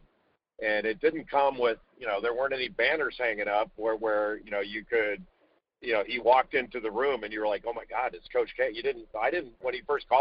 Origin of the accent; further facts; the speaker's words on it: Southern California, United States; I grew up in Southern California, not far from the water